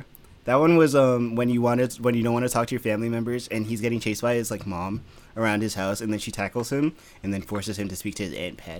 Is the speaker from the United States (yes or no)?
no; United Kingdom; I'm British.